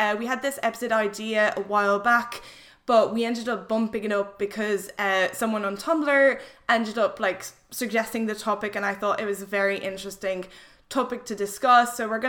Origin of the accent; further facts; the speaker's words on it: France; English is a second language; So I'm originally French, but I studied English from a very young age.